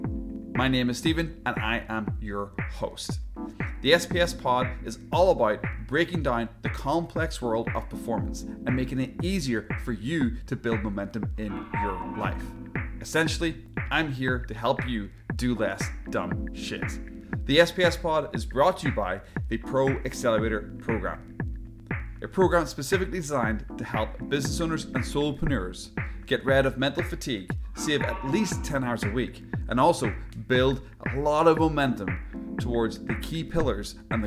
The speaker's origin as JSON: {"language": "English", "region": "Northern Ireland", "country": "United Kingdom", "moved": "yes", "lives_now": "Vancouver, Canada", "said": "I'm over in Vancouver, obviously, and come from Northern Ireland"}